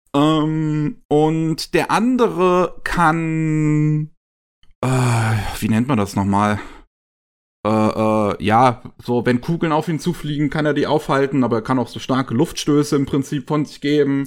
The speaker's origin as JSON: {"language": "German", "country": "Germany", "said": "bei uns in Deutschland"}